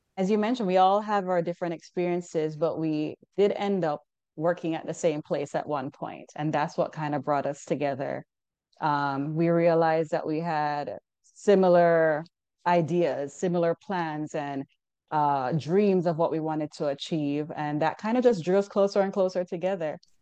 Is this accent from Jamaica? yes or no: yes; Jamaica; moved away as an adult; now in United States; I'm originally from Jamaica. So while I was in school back home